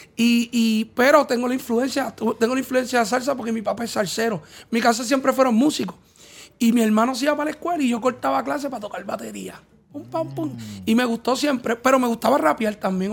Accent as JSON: {"language": "Spanish", "country": "Puerto Rico", "said": "somos puertorriqueños"}